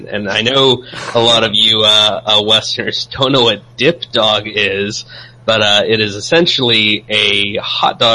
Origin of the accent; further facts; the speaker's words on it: California, United States; now in the South, United States; as a Californian in the South